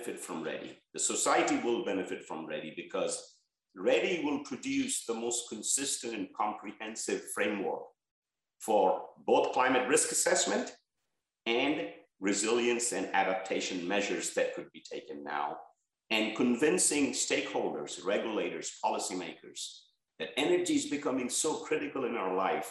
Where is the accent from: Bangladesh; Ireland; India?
Bangladesh; moved away as an adult; now in United States; where I was born in Bangladesh